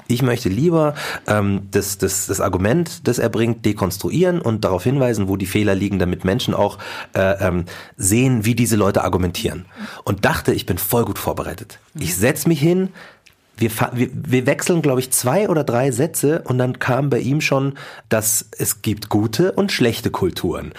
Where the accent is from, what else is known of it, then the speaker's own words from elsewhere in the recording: Markt Schwaben, Bavaria, Germany; ich bin in Marktraben groß geworden